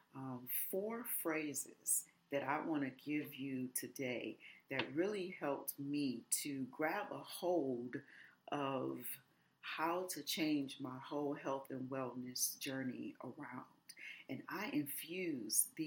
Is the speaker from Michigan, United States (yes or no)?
yes; Detroit, Michigan, United States; also born or lived in Los Angeles; I grew up really from age 8 all the way through adulthood in the city of Detroit